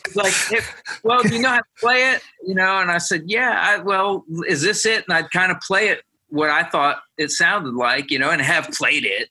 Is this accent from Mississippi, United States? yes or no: no; Ohio, United States; I'm from Ohio, and I, that's part of my blood right there